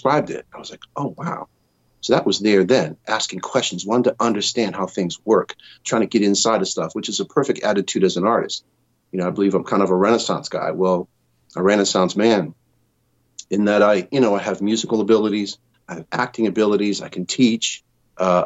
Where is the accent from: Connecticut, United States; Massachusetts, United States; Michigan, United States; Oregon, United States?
Connecticut, United States; moved away as an adult; also born or lived in New York; now in Southern California, United States; as a kid growing up in Connecticut, I moved from there to New York when I was 18